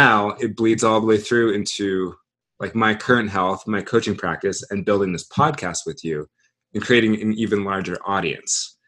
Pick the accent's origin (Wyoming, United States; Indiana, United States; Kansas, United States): Wyoming, United States; three of my very best childhood friends that I grew up with in Wyoming